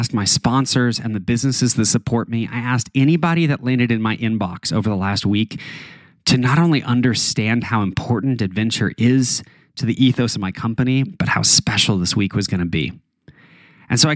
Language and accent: English; Taos, New Mexico, United States; moved away; back where I grew up in Taos, New Mexico